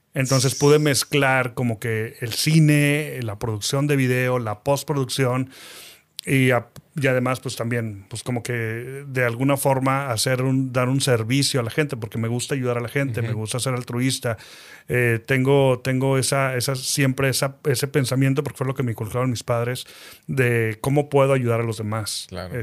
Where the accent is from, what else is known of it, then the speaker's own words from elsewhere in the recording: Saltillo, Coahuila, Mexico; also born or lived in Mexico City / Cuba; nací en Ciudad de México a los ocho años más o menos nos fuimos a vivir a Saltillo. En Saltillo yo quería regresarme a Ciudad de México para estudiar eh, cine. No pude estudiar cine por situaciones familiares. Me quedé en Saltillo